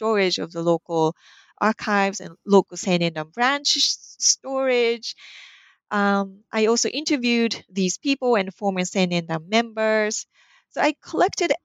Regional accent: Japan; moved away; I was raised in Japan.

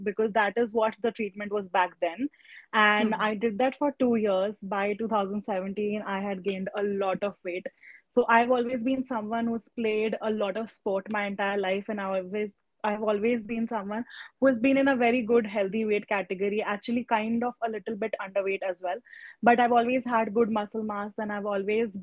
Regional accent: Pune, Maharashtra, India; I am from Pune

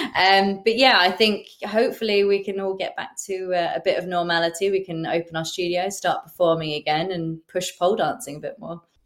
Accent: England, United Kingdom; as English pole dancers

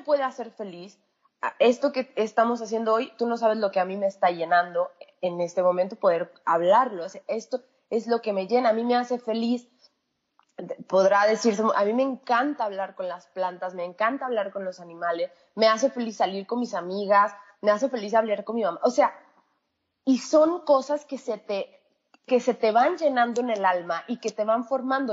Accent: Mexico; moved away as an adult; also born or lived in San Luis Potosí; yo, mexicana, yo eh, estaba viviendo en San Luis Potosí

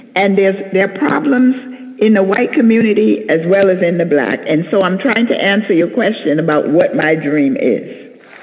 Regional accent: New York City, New York, United States; I was born and raised in New York City in an area called Harlem

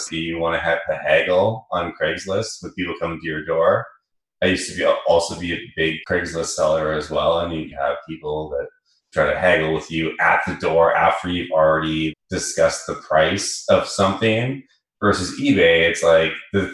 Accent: Vancouver, British Columbia, Canada; accent: Canadian; moved away as an adult; now in San Francisco, United States; I'm from Vancouver, born and raised there

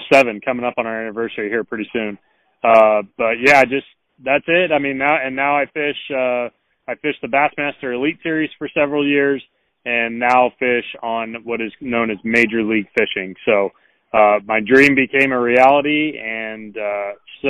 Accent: Northern California, United States; moved away as an adult; now in Alabama, United States; I grew up in Northern California, 33 years old now, and I moved out here to Alabama when I was 23

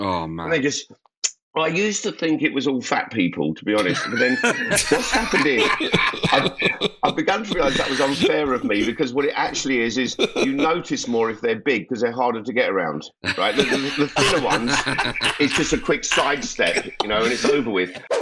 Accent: London, United Kingdom; I'm a Londoner

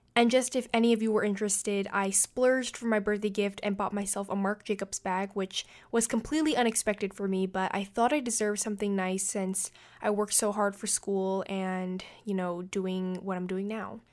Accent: New York City, New York, United States; first language English; I was born and raised in New York City

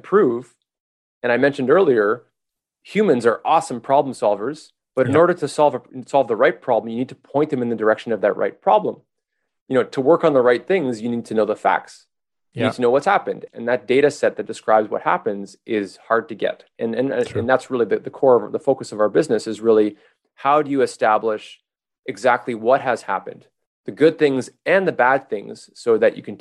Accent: Montreal, Quebec, Canada; I'm from Montreal

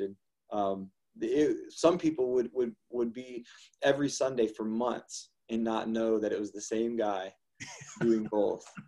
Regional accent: Ohio, United States; also born or lived in Toledo, Ohio; we've been born and raised in Ohio

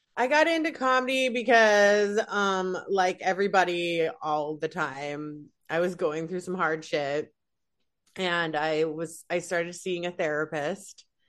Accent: Salt Lake City, Utah, United States; moved away as an adult; now in Los Angeles, United States; originally from Salt Lake City, Utah

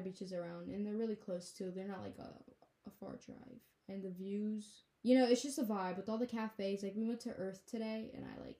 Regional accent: Mauritania; So we never really say we're from Mauritania, because when we say we're from Mauritania, they're like, oh, where's that?

